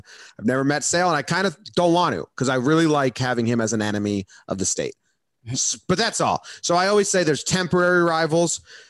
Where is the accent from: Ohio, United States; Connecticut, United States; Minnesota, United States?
Connecticut, United States; We grew up in Connecticut.